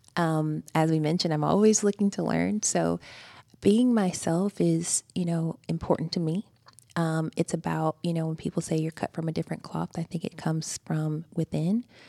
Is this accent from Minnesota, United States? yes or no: no; Greensboro, Georgia, United States; moved away as an adult; also born or lived in Houston, Texas; Greensboro, Georgia.